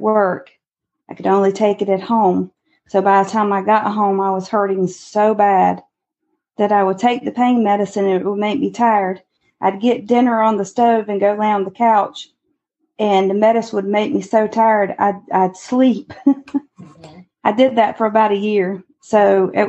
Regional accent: Eden, North Carolina, United States; now in Goldsboro, United States; I'm originally from Eden, North Carolina

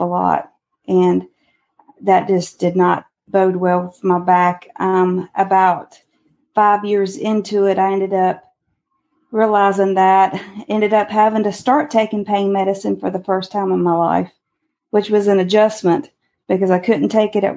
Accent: Eden, North Carolina, United States; now in Goldsboro, United States; I'm originally from Eden, North Carolina

